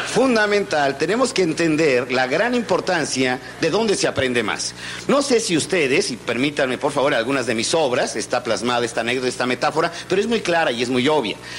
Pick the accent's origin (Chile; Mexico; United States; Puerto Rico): Mexico